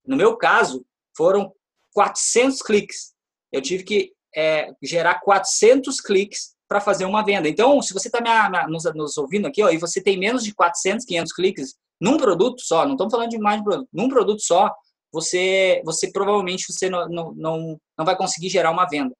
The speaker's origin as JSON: {"language": "Portuguese", "country": "Brazil", "said": "Estou falando isso como brasileiro, eu adoro o meu país"}